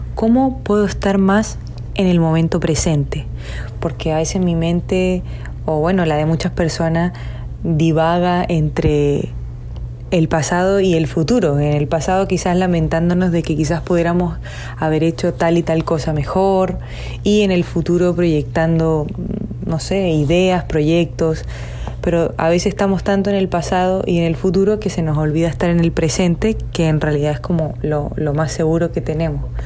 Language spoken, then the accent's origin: Spanish; Chile; now in Miami, United States; soy chilena pero vivo en Miami